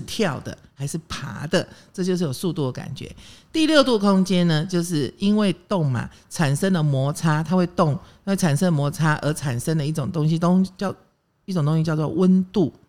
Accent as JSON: {"language": "Chinese", "country": "Taiwan", "tie": "born or raised there", "said": "我呢是眷村小孩长大的"}